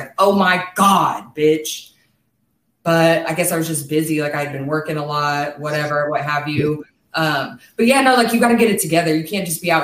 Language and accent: English; Kansas, United States; moved away as an adult; now in California, United States; I'm actually from Kansas and I moved to California.